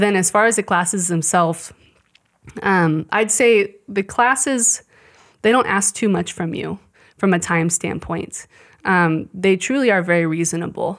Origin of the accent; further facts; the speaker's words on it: Shawnee, Kansas, United States; also born or lived in Colorado; I grew up in Shawnee